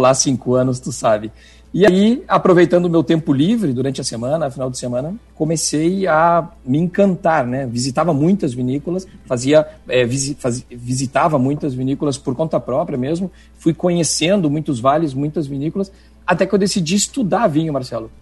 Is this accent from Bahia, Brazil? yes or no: no; Rio Grande do Sul, Brazil; moved away as an adult; now in Chile; eu aterrissei no Chile como um bom gaúcho de mala e cuia